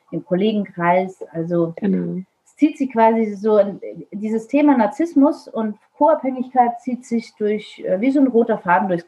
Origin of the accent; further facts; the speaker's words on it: Vienna, Austria; born there; Ich bin gebürtige Wienerin.